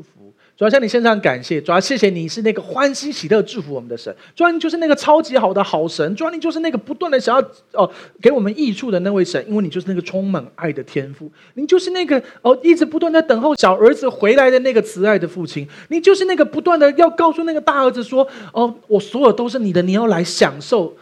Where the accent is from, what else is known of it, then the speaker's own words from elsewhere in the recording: Taiwan; 我们台湾人有虚岁这个概念